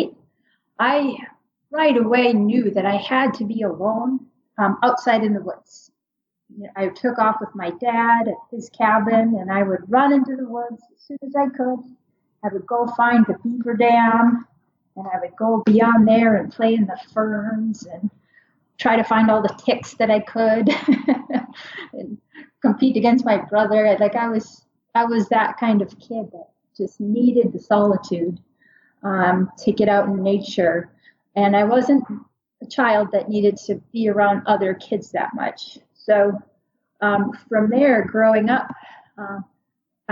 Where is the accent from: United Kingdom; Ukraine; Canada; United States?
United States; Minnesota; moved away as an adult; now in Kotzebue, United States; I grew up in Minnesota, but I live in Kotzebue, Alaska. I have for the past 20 years